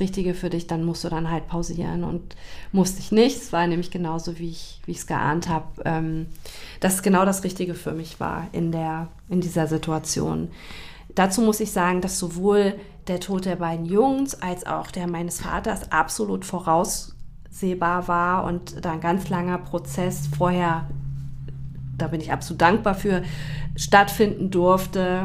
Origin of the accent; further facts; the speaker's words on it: Taunus, near Frankfurt am Main, Hesse, Germany; now in Hamburg, Germany; ich bin in Frankfurt am Main geboren. Mhm bin da im beschaulichen Taunus aufgewachsen